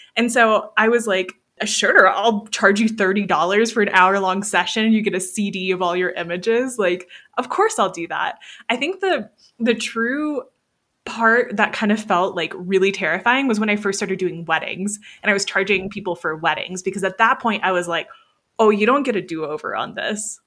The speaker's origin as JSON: {"language": "English", "town": "Niceville", "region": "Florida", "country": "United States", "tie": "born or raised there", "moved": "as an adult", "lives_now": "Colorado, United States", "said": "I grew up in Florida. Most of my life was in Florida"}